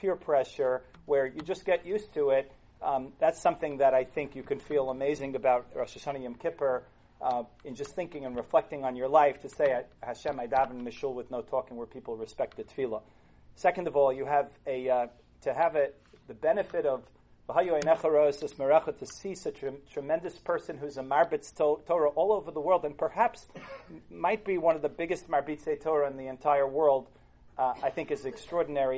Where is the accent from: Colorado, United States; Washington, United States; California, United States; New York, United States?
New York, United States; New York City; moved away; I grew up in Kew Garden Hills, Queens